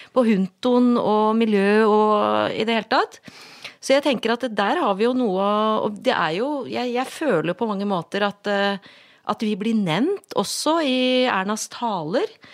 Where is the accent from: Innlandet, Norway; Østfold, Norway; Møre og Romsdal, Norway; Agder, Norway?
Innlandet, Norway; Gjøvik; moved away as an adult; also born or lived in Asker / Oslo; jeg er fra Gjøvik